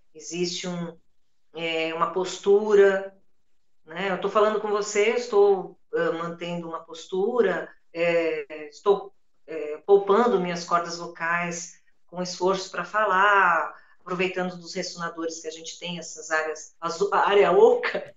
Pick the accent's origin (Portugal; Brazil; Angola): Brazil; São Paulo; eu sou paulistana da Gema. Né? Eu nasci, eu nasci e fui criada na rua na Djalma Dutra, uma travessa da São Caetano com a João Teodoro, bairro da Luz